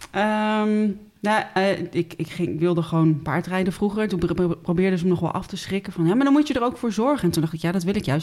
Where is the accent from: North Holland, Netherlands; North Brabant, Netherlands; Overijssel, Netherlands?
North Holland, Netherlands; Den Helder; moved away as an adult; now in Utrecht, Netherlands; ik ben opgegroeid in Den Helder